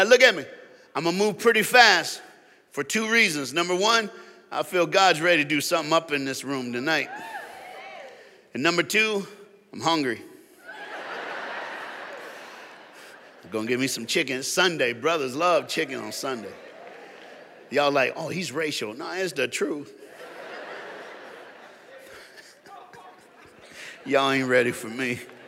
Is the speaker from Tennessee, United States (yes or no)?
yes; Tennessee, United States; now in South Florida, United States; I was born and raised in Tennessee.